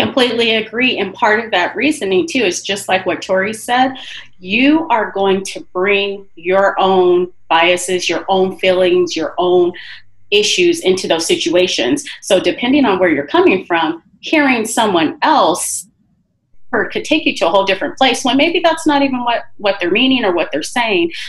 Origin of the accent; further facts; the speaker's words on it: Rialto, California, United States; I grew up in Rialto, but I work in Colton because I want to work close to my community